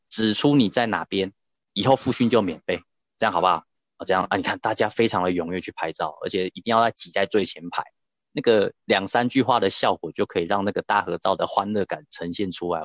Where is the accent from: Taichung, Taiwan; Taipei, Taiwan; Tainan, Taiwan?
Taichung, Taiwan; 像我来自台中